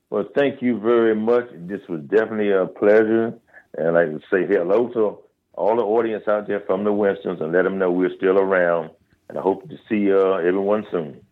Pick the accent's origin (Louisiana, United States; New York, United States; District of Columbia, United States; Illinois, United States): District of Columbia, United States; Washington; I'm from Washington, D.C.